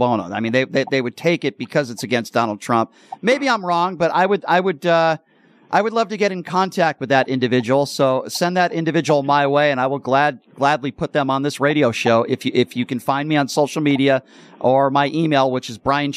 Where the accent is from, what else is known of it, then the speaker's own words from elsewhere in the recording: Connecticut, United States; now in Las Vegas, United States; I'm from back east myself. I'm from Connecticut